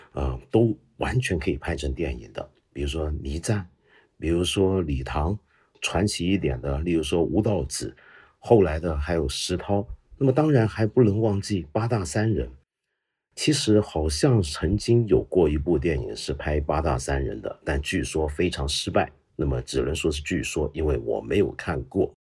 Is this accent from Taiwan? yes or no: no; China; 我们身为中国人